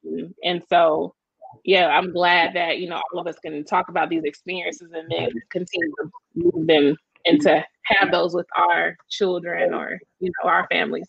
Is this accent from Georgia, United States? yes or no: yes; Atlanta, Georgia, United States; also born or lived in Decatur, Georgia; I grew up in Atlanta and Decatur.